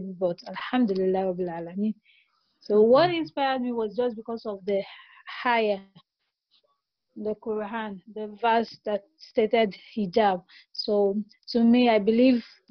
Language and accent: English; Nigeria; I'm from Nigeria